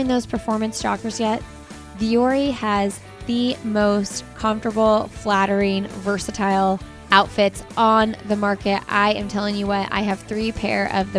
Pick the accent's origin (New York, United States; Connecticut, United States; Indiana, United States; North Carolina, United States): Indiana, United States; I'm from Indiana, and I have family that talks like